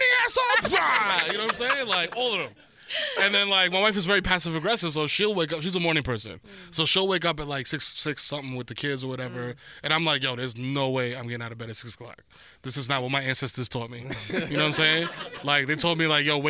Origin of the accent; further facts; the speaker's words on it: New York City, New York, United States; I'm from the Bronx, baby. I'm from East Tremont